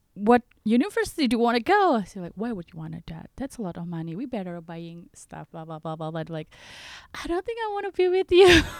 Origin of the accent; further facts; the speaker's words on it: Indonesia; from Indonesia.